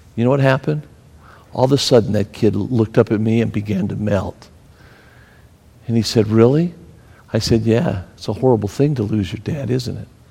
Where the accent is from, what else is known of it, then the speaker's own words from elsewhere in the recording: Pennsylvania, United States; I'm from Pennsylvania.